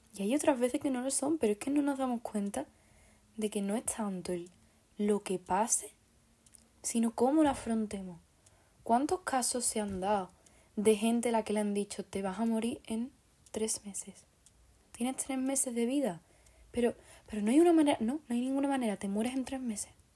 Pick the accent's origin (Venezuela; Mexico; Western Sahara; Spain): Spain; Andalusia; soy andaluza